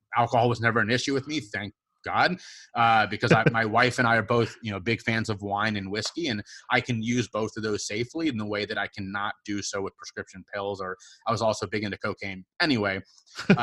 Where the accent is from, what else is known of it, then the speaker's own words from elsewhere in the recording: Cincinnati, Ohio, United States; moved away as an adult; now in South Carolina, United States; I grew up in Cincinnati, I was born and raised there